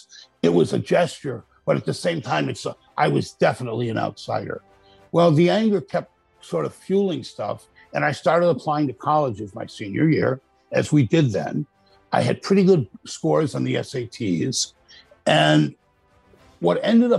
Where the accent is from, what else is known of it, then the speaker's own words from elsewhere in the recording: Buffalo, New York, United States; also born or lived in Boston, Massachusetts; now in Myrtle Beach, United States; I grew up in upstate New York. I'm from Buffalo